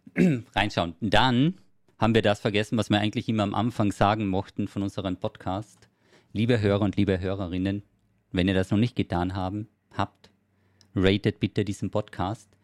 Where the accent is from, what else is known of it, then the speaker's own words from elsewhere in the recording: Carinthia, Austria; moved away; Und ich komme ja ursprünglich aus Kärnten